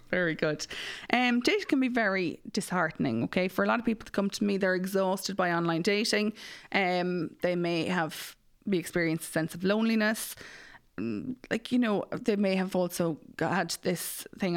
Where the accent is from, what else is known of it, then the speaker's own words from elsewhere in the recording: Mullingar, Leinster, Ireland; I'm from Mullingar